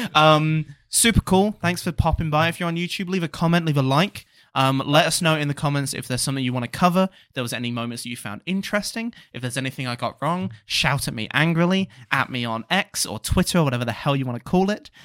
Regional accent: United Kingdom; growing up especially in a small village where a lot of people were old

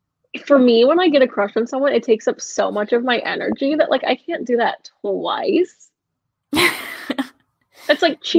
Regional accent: Canada; I have two cats and a bunny, and I'm Canadian, so a green card is on the table.

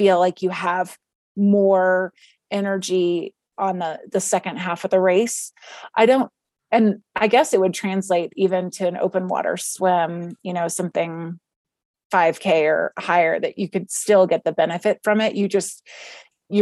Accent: Texas, United States; moved away as an adult; also born or lived in Palo Alto, California; now in Vail, United States; I was born in Texas and then lived there the majority of my life

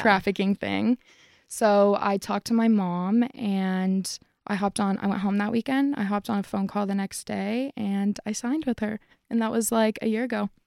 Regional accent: Parker, Colorado, United States; I'm from Colorado. I was born and raised.

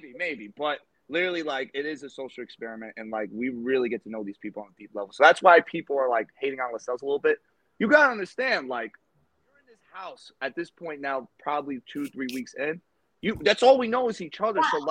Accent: New York, United States; we're both from New York

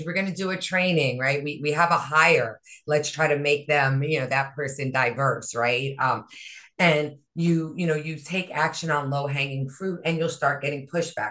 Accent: Hawaii, United States; also born or lived in Northeast United States; now in Northeast, United States; I was raised in Hawaii, right? I live in, you know, in the Northeast

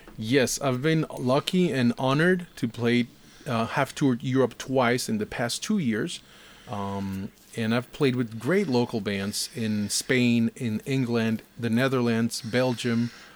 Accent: Costa Rica; coming from Costa Rica

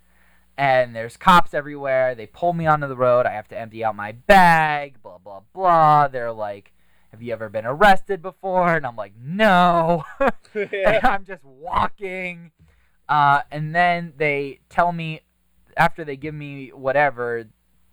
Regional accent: Butler, Pennsylvania, United States; I grew up in Butler

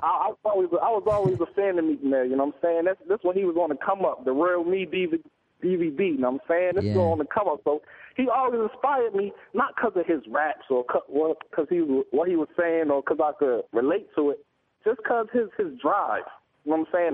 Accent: East Hartford, Connecticut, United States; I'm an artist from Hartford, Connecticut, East Hartford

